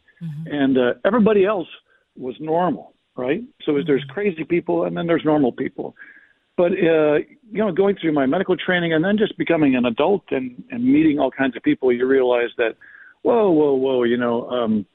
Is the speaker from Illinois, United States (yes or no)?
yes; Chicago, Illinois, United States; I grew up in Chicago